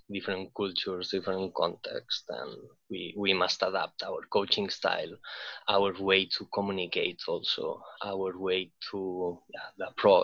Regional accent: Barcelona, Catalonia, Spain; moved away as an adult; now in Reykjavik, Iceland; I'm from a crowded city, like I'm from Barcelona, and I've been always living in cities

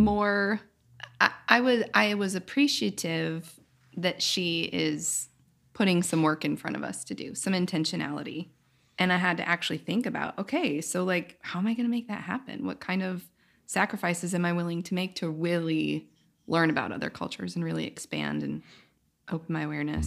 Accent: United States; my experience as a woman in America

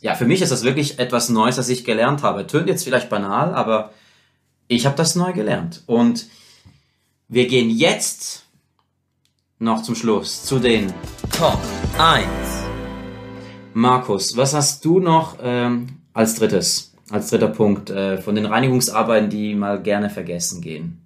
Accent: Rorschach, St. Gallen, Switzerland; bei der Wohnung, wo ich aufgewachsen bin, in äh, Rorschach

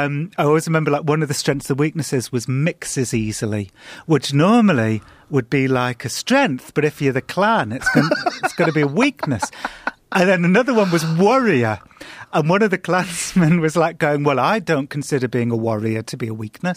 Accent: England, United Kingdom; Yeah, I, as an Englishman, I'm a warrior.

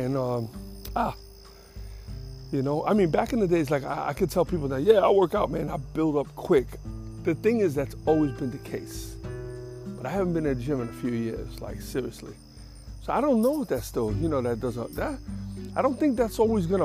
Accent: New York City, New York, United States; I grew up in Jackson Heights, and that's a lot of South Americans there

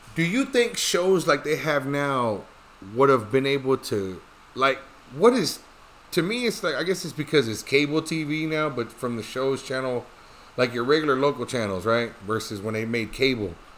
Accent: Dallas, Texas, United States; we're from Dallas

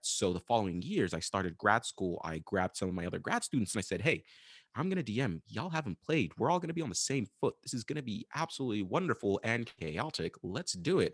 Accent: Sudan; moved away as an adult; also born or lived in United States; I am from Sudan, Northeast Africa, where I'm currently back again

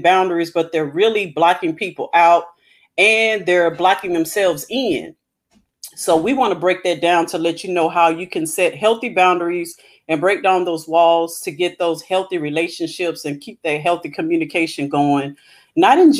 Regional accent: Hammond, Louisiana, United States; my hometown, Hammond, Louisiana.

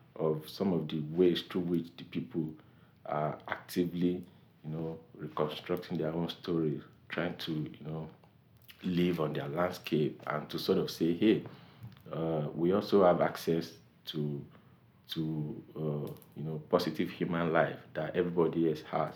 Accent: Nigeria; growing up in Nigeria

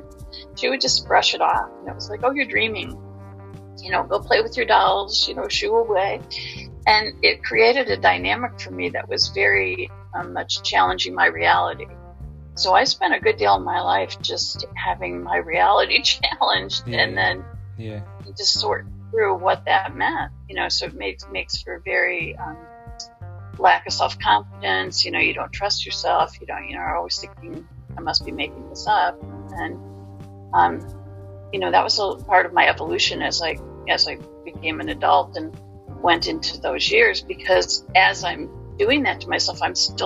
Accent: Detroit, Michigan, United States; moved away as an adult; now in Massachusetts, United States; I'm from the Midwest originally. I grew up around Detroit, Michigan, and came out here about 30 plus years ago now

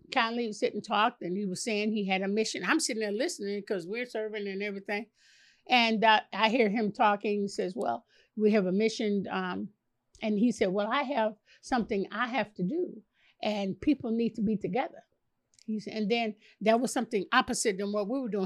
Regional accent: Chicago, Illinois, United States; Chicago, born and raised in Chicago.

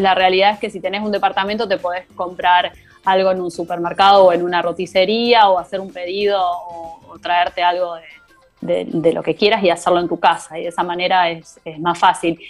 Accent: Argentina; now in Belgium; nosotros como argentinos

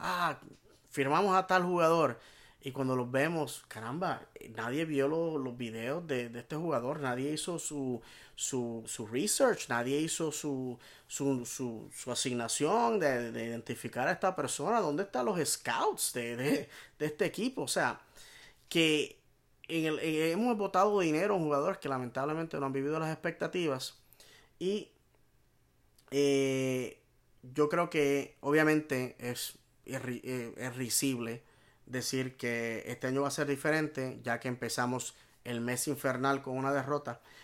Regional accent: Puerto Rico; como hispano, como puertorriqueño

